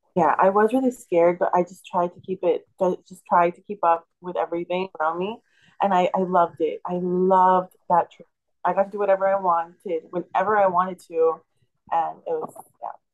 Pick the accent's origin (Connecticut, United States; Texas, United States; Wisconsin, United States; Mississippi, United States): Texas, United States; deep South; I'm from deep South Texas.